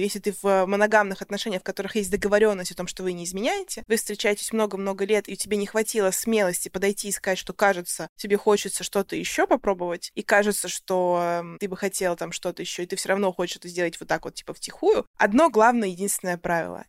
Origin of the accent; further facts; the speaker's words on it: Russia; now in United States; я из России